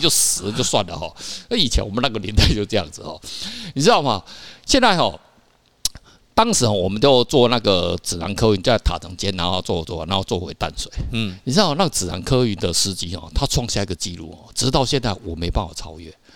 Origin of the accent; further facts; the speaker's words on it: Kaohsiung, Taiwan; moved away; 那时候我是高雄人